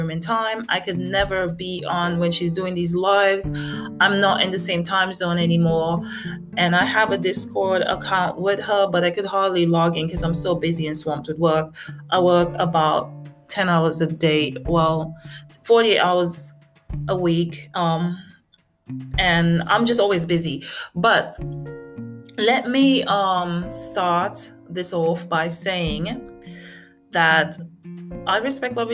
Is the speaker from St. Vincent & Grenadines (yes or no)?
yes; St. Vincent & Grenadines; moved away; also born or lived in America; I'm from a tiny, tiny island. You could call it St. Vincent and the Grenadines. And my mom, she's British. And I spent a lot of my childhood there.